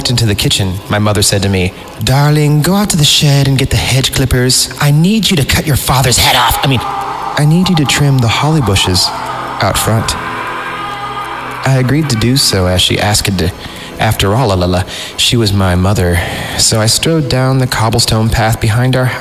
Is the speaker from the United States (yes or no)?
yes; Fresno, California, United States; I grew up in the Central Valley in Fresno